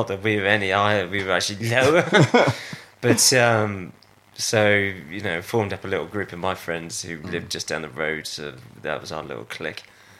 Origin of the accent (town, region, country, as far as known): Avening, South West England, United Kingdom; born or raised there; also born or lived in Stroud